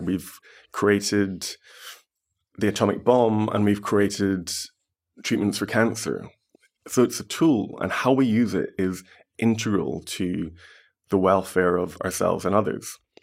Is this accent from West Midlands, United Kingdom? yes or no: no; Glasgow, Scotland, United Kingdom; I was born and bred in Glasgow.